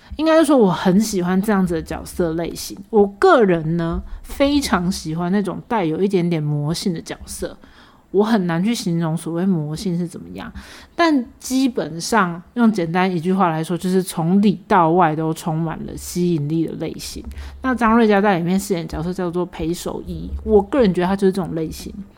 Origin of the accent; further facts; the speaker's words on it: Taiwan; 我们台湾人没有在说视频的好吗